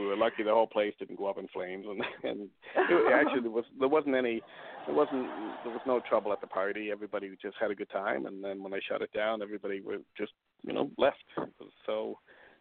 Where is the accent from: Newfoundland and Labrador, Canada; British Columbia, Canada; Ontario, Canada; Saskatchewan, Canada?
Newfoundland and Labrador, Canada; St. John's; I'm originally from St. John's, Newfoundland